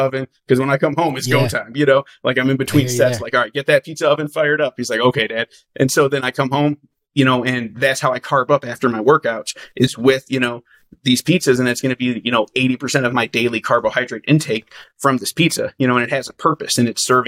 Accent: Midwest, United States; moved away as an adult; now in Las Vegas, United States; I grew up in the Midwest

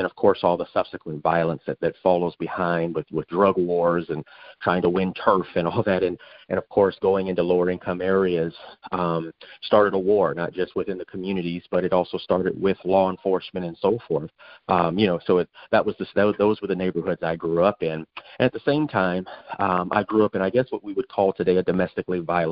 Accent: Phoenix, Arizona, United States; I grew up during a time in South Phoenix

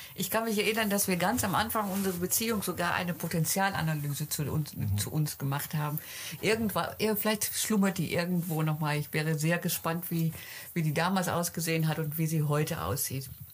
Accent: Netherlands; Bei uns in Holland

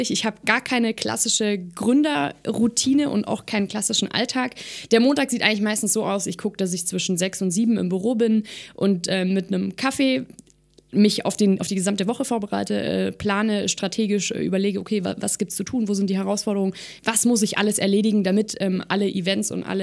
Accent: Baden-Württemberg, Germany; Ich sage natürlich ganz klar momentan Baden-Württemberg. Ähm, ich komme selber hier aus Baden-Württemberg.

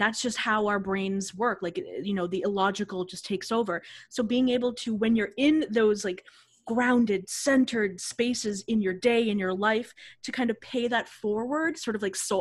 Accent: Boston, Massachusetts, United States; I'm from the Boston area

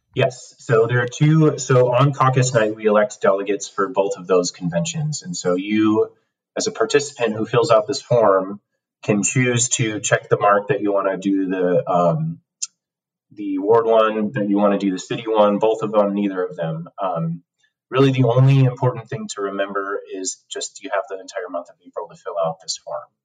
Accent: Cook County, Illinois, United States; moved away as an adult; now in Minneapolis, United States; I come from Cook County, Illinois, um, home of the Mayor Daley machine

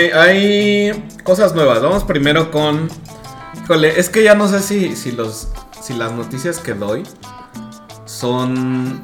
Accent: Mexico; nosotros somos de México

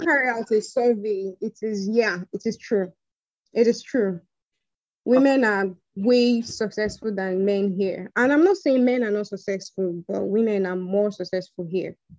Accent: Benin City, Edo, Nigeria; moved away as an adult; also born or lived in Delta State; now in Abuja, Nigeria; schooled uh, in Delta, but I was born and raised in Benin.

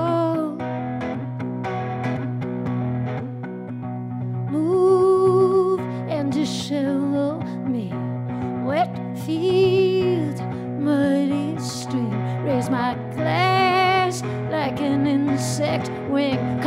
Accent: the South, United States; I'm from the South

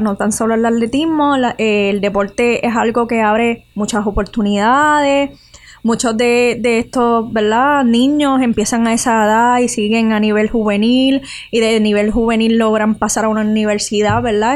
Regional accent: Utuado, Puerto Rico; moved away; me crié en Utubado

